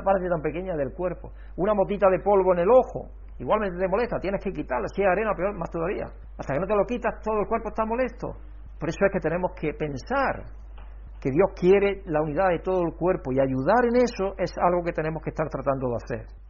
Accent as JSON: {"language": "Spanish", "region": "Andalusia", "country": "Spain", "tie": "born or raised there", "also_born_or_lived": "Catalonia", "moved": "as an adult", "said": "yo como andaluz"}